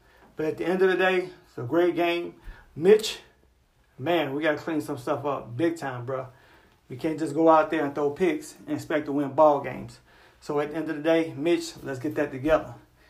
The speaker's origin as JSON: {"language": "English", "town": "Chicago", "region": "Illinois", "country": "United States", "tie": "born or raised there", "said": "Nobody's giving my hometown team love."}